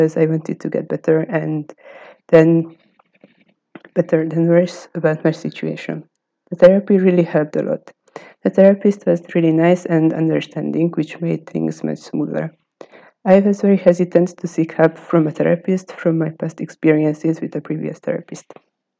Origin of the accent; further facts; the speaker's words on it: Hungary; from Hungary